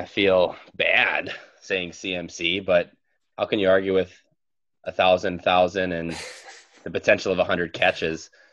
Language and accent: English; Wisconsin, United States; I'm from Wisconsin too